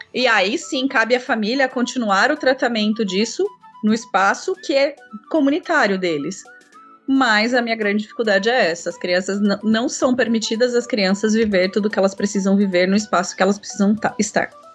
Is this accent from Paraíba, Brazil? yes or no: no; São José dos Campos, São Paulo, Brazil; also born or lived in Minas Gerais; Eu é, vim para São José dos Campos, criança ainda, estudei em Taubaté, fiz faculdade em Taubaté